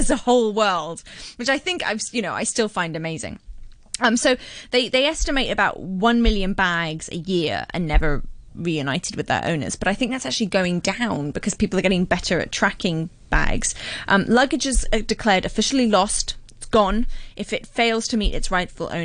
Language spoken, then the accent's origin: English; Hong Kong; I was brought up in Hong Kong